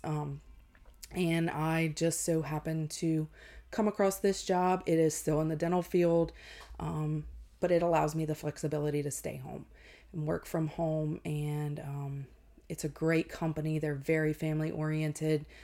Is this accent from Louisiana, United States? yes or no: yes; Ville Platte, Louisiana, United States; I was born and raised in Ville Platte, um, which is about 45 minutes north of Lafayette.